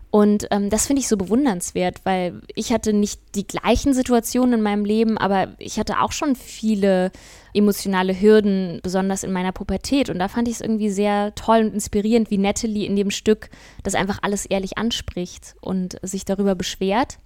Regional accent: Kassel, Hesse, Germany; also born or lived in Sweden; now in Hamburg, Germany; hier wieder in meiner Heimatstadt in Kassel unterwegs

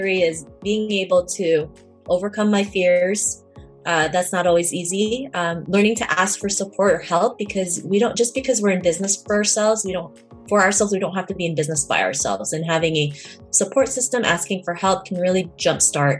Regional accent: Canada; growing up in Canada

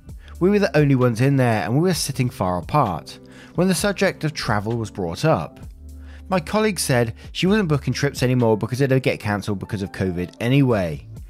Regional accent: Belgium; first language French; English is a second language; I was raised in Belgium, which has three national languages, French and Dutch, which are my mother tongues and mostly commonly spoken there, and German.

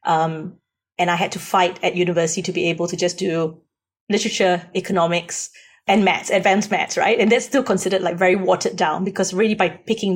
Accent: Singapore; moved away as an adult; now in Australia; I come from Singapore, and I came to Australia when I was 20.

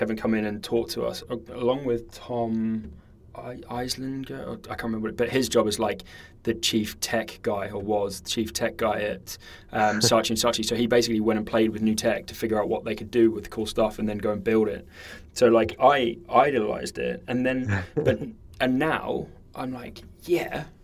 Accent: New Zealand; I grew up in New Zealand

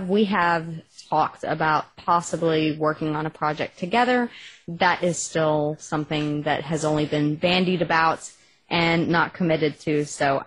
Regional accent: Texas, United States; accent: Texas; my Texas accent

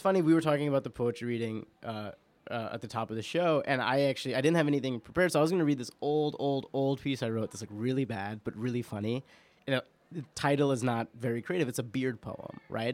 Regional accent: New York, United States; I'm an Indian Muslim person born and raised in New York

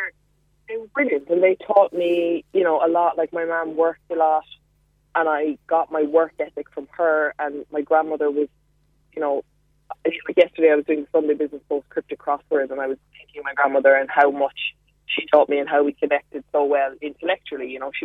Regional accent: Mallow, Munster, Ireland; Had female role models. I was thinking about this because my parents are divorced, so it was me and my mom, and my nana was a huge part of my life.

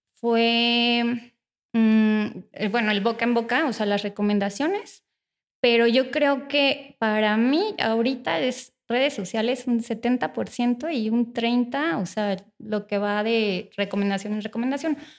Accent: Morelia, Michoacán, Mexico; soy originaria de Morelia

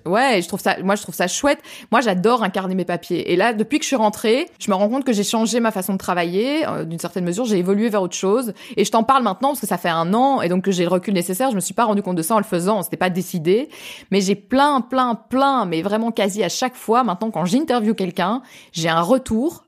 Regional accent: France; accent: French (Frenchie); now in Belgium; j'ai quand même un accent de Frenchie

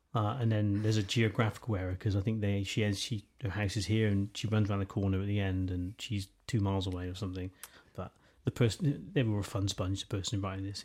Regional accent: United Kingdom; we were just really confident about who we were as British people

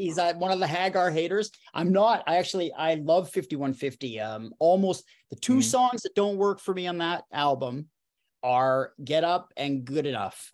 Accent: Saskatoon, Saskatchewan, Canada; my hometown of Saskatoon

